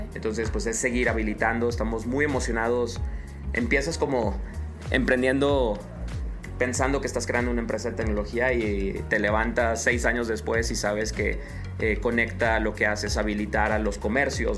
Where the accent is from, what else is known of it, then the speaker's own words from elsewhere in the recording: Mexico; soy un tecnólogo mexicano